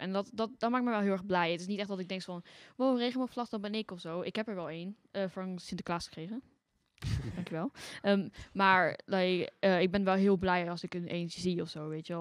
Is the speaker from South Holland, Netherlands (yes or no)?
no; Arnhem, Gelderland, Netherlands; ik kom uit Arnhem